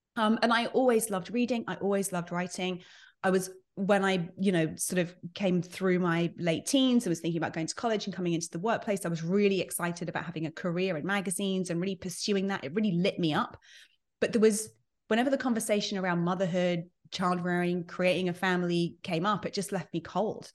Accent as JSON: {"language": "English", "country": "United Kingdom", "tie": "born or raised there", "moved": "as an adult", "lives_now": "United States", "said": "I'm British by birth. I've been based in the U S for about eleven, twelve years now."}